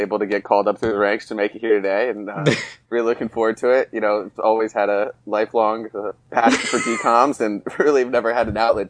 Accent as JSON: {"language": "English", "town": "Cleveland", "region": "Ohio", "country": "United States", "said": "I'm actually from the shores of Erie"}